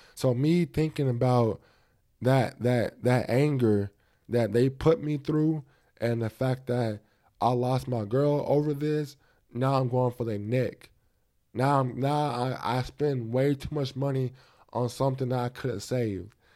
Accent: United States; I'm a black, um, American, I'm African American

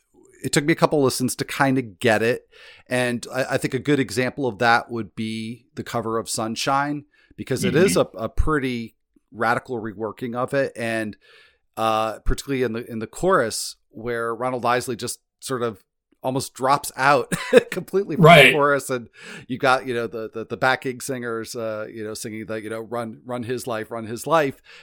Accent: Chicago, Illinois, United States; being a little kid in suburban Chicago

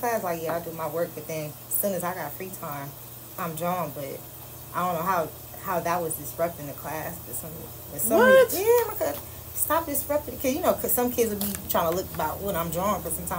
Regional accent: Los Angeles, California, United States; I'm from Los Angeles. Okay. LA. You're native? Yes, native.

